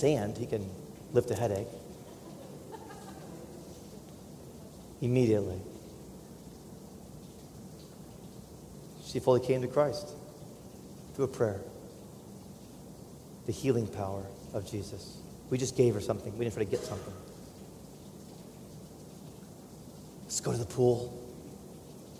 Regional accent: United States; as an American

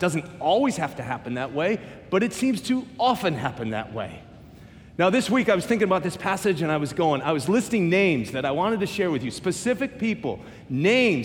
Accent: United States; I'm American

